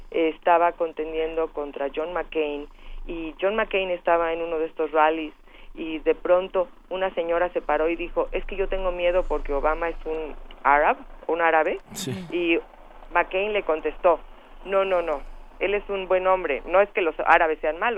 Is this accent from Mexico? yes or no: yes; Mexico; Y tiene diferentes frentes, no nada más somos los mexicanos.